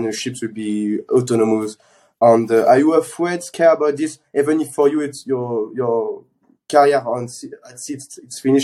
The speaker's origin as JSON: {"language": "English", "country": "France", "tie": "born or raised there", "second_language": "English", "said": "I was born in France"}